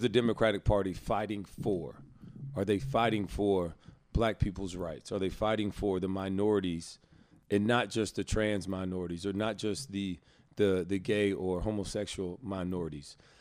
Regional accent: Alabama, United States; moved away; my home state

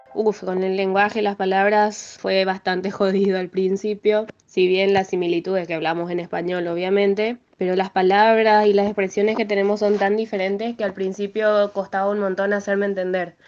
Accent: Asunción, Paraguay; moved away as an adult; now in Buenos Aires, Argentina; nací en Asunción, en Paraguay, y estoy viviendo hace 5 años en Buenos Aires.

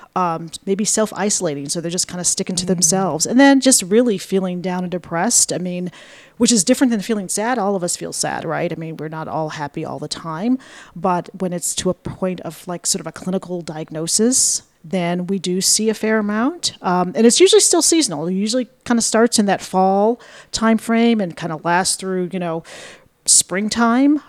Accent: Buffalo, New York, United States; moved away as an adult; now in Ithaca, United States; I'm from Buffalo originally

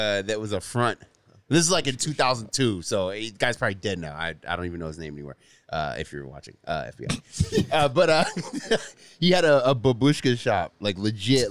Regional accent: San Francisco, California, United States; where I grew up in San Francisco

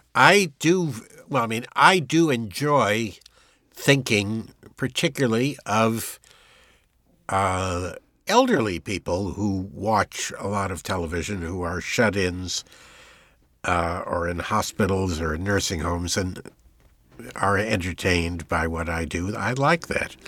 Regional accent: United States; I am an American

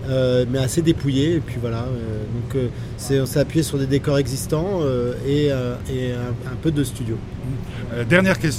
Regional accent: France; peut-être parce que je suis, euh, binational, je suis français et algérien, j'ai conscience d'avoir un patrimoine

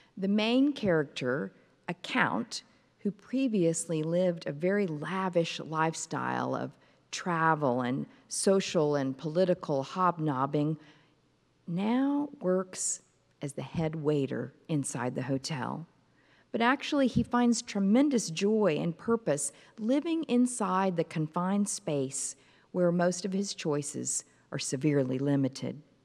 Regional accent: Fort Worth, Texas, United States; my hometown of Fort Worth, Texas

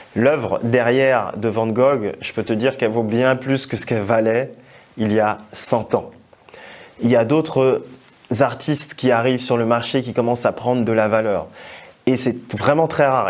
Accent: Togo; mon pays d'origine qui est le Togo

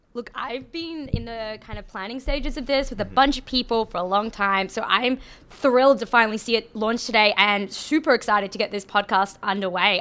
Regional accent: about 800 kilometers north of Brisbane, Queensland, Australia; accent: Australian; now in Canada; as my accent suggests, I am Australian

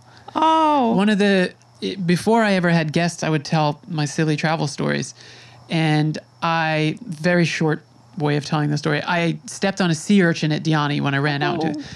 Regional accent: Suffolk County, New York, United States; I grew up in Suffolk in a place that to me felt very conservative

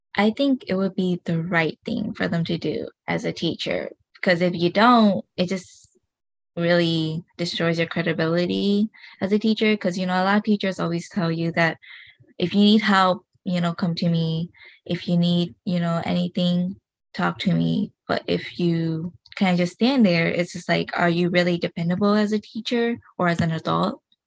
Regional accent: United States; first language Hmong; you're you're born here

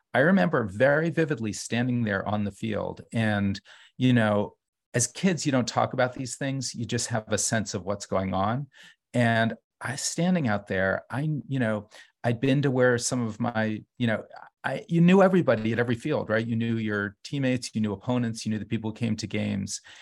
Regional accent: New Haven, Connecticut, United States; moved away as an adult; also born or lived in Brooklyn; now in New Haven, United States; growing up in New Haven

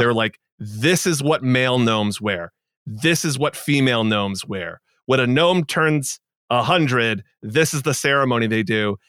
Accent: Boston, Massachusetts, United States; I'm from Boston

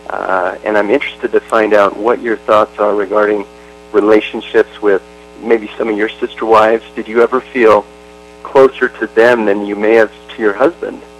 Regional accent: Montana, United States; I'm from Montana.

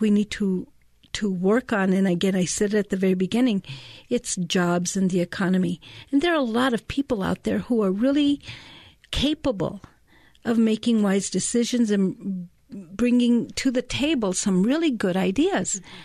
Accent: Taos, New Mexico, United States; moved away as an adult; now in Albuquerque, United States; I was born and raised in Taos, in Ranchitos.

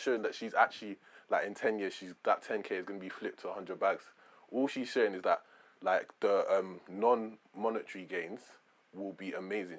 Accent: London, United Kingdom; I grew up in Peckham

